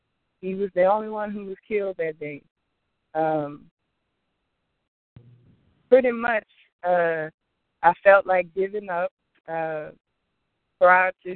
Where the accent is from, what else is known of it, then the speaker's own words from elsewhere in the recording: Opelousas, Louisiana, United States; moved away; my hometown, Opelousas, Louisiana. I grew up